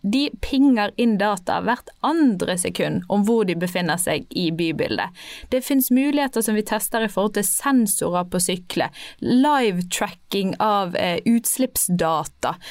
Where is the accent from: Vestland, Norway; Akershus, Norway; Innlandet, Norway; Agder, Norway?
Vestland, Norway; Bergen; jeg er bergenser